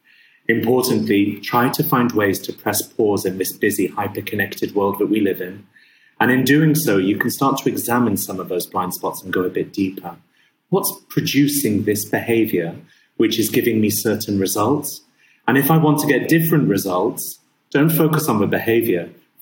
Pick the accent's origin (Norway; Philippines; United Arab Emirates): United Arab Emirates; Abu Dhabi; my father's Syrian, my mum's English, I was born and raised in Abu Dhabi.